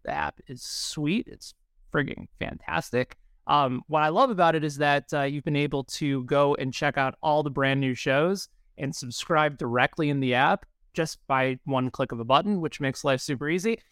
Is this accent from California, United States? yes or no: no; Chicago, Illinois, United States; moved away; the Windy City, which is my hometown